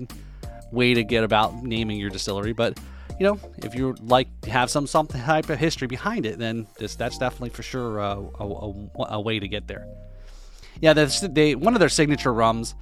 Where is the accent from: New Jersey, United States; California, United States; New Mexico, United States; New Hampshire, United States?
New Jersey, United States; now in South Florida, United States; I'm originally from New Jersey